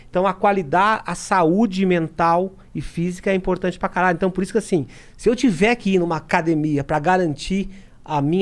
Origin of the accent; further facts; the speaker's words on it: South Africa; born there; Cara, eu sou da África do Sul. Nasci na África do Sul.